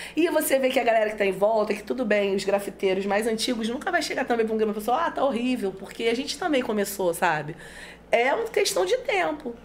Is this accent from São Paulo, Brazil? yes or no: no; São Gonçalo, Rio de Janeiro, Brazil; meu bairro, que eu sou nascida, né? Eu nasci em Alcântara